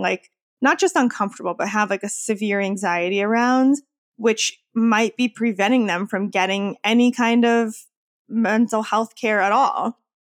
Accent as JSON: {"language": "English", "town": "Wappingers Falls", "region": "New York", "country": "United States", "moved": "yes", "lives_now": "Queens, New York, United States", "said": "I'm originally from Wappingers Falls, New York."}